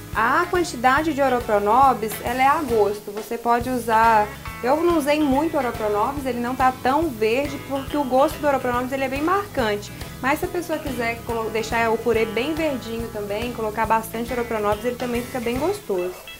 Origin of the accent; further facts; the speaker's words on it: Minas Gerais, Brazil; a gente é mineiro